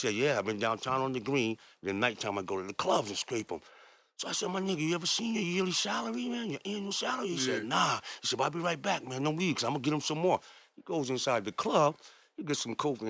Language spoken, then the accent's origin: English; New Haven, Connecticut, United States; moved away as an adult; also born or lived in Bridgeport, Connecticut; now in Derby, United States; I grew up in New Haven